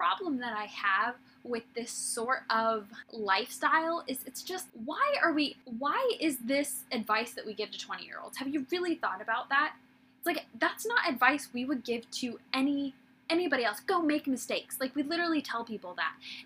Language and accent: English; Midwest, United States; moved away as an adult; also born or lived in West Coast / Redding, California; I grew up in the Midwest